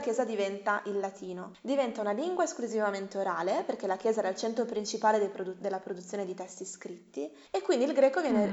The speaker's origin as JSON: {"language": "Italian", "town": "Bologna", "region": "Emilia-Romagna", "country": "Italy", "tie": "born or raised there", "also_born_or_lived": "United States", "said": "io sono nata e cresciuta a Bologna"}